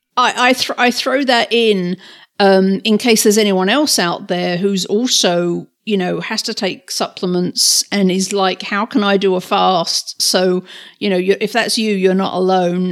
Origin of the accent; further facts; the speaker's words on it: England, United Kingdom; moved away; growing up in England